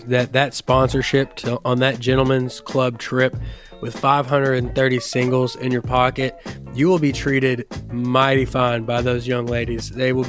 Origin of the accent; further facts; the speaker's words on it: Kentucky, United States; we're from Kentucky.